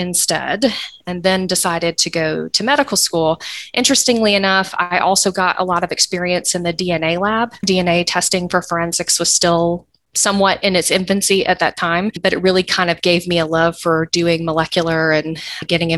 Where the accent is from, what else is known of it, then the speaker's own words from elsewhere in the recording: Atlanta, Georgia, United States; also born or lived in Eastern North Carolina; I actually grew up here in Atlanta